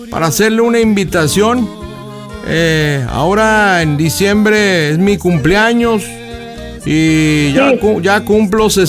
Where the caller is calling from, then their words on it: Ciudad Mante, Tamaulipas, Mexico; le estoy hablando acá de Tamaulipas, de Ciudad Mante, ¿cómo está?